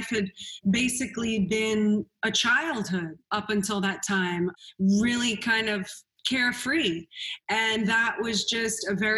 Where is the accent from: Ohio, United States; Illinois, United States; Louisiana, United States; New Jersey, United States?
Louisiana, United States; New Orleans; Well, you know, I grew up in New Orleans, Louisiana, New Orleans, darling.